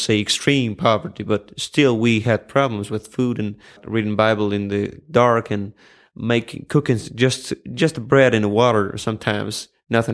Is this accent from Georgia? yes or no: yes; Georgia; My hometown is 60 kilometers, like 40 miles away, let's say, from Tbilisi, and pretty much I grew up in a countryside